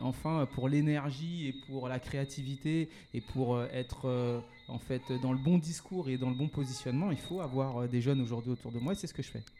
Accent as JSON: {"language": "French", "area": "Paris suburbs", "region": "Île-de-France", "country": "France", "tie": "born or raised there", "also_born_or_lived": "Martinique", "said": "je suis originaire de la Martinique. J'ai grandi, je suis né, j'ai grandi en métropole, en banlieue parisienne"}